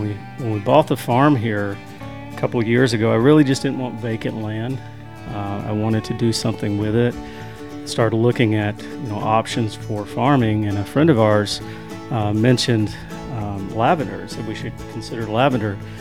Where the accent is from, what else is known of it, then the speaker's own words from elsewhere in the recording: Winfield, Alabama, United States; also born or lived in Arley, Alabama; We're originally from Winfield, Alabama